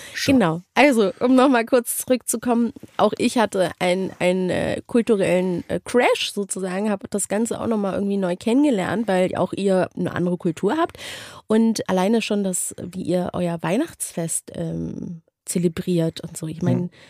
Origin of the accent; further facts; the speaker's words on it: Berlin, Germany; moved away; ich bin in Deutschland aufgewachsen und, und geboren und ich bin halt Berlinerin